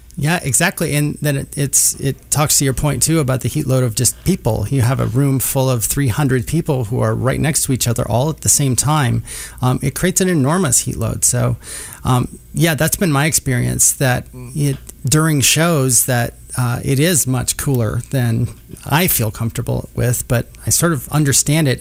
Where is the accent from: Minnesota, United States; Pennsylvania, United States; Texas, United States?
Minnesota, United States; now in Kansas City, United States; I grew up in Minnesota